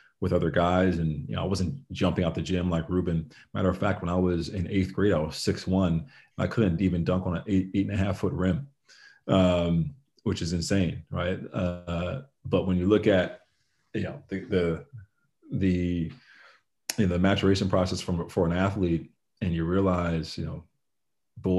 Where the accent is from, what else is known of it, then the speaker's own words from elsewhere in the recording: Summit, New Jersey, United States; So I was raised here in Summit, New Jersey